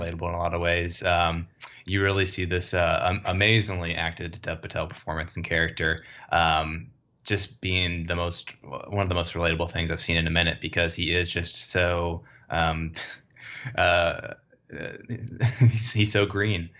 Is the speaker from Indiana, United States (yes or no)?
no; Dallas, Texas, United States; moved away; I'm originally from Dallas